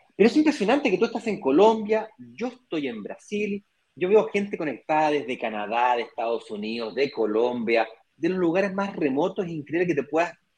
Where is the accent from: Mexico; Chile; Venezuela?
Chile; moved away as an adult; now in Brazil; yo soy chileno, nací en Chile